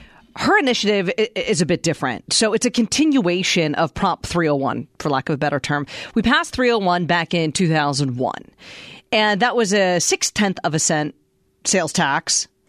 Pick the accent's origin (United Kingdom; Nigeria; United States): United States; Pennsylvania; I'm from Pennsylvania.